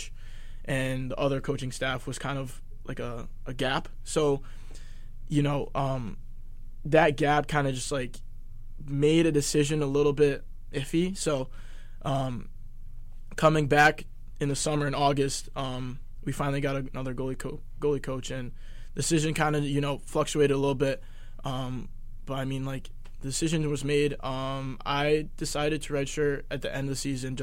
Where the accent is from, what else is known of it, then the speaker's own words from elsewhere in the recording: Connecticut, United States; also born or lived in Rhode Island; we're both from Connecticut.